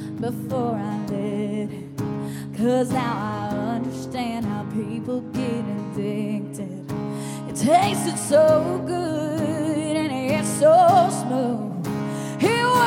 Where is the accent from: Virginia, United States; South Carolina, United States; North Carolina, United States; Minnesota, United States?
North Carolina, United States; Marion; also born or lived in Fort Campbell, Kentucky / Florida; I'm from Marion, North Carolina, and also Fort Campbell, Kentucky, and the whole state of Florida. I've moved 15 times. I'm an Army brat